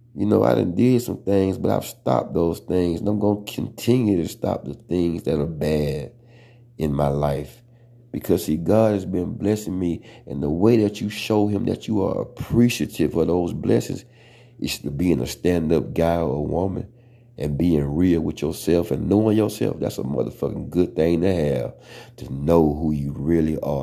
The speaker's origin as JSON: {"language": "English", "region": "the South", "country": "United States", "accent": "country", "said": "I'm from the South"}